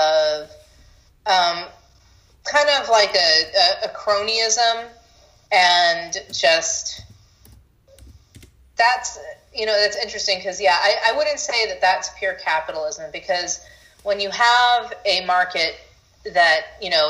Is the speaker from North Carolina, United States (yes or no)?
no; Honolulu, Hawaii, United States; moved away as an adult; also born or lived in New York; now in Austin, United States; I was born in Hawaii, then when I started college, I went to NYU